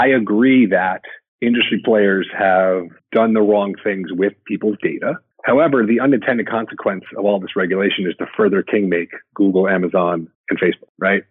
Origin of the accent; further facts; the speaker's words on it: New York, United States; I grew up in the New York area